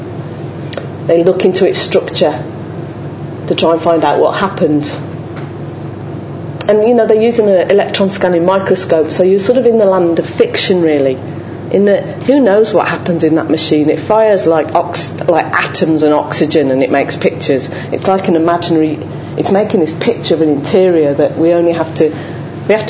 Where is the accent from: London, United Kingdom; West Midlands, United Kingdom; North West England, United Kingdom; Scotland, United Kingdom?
West Midlands, United Kingdom; Dudley; I'm from Dudley, and my dad was part of that kind of chemical industry of manufacturing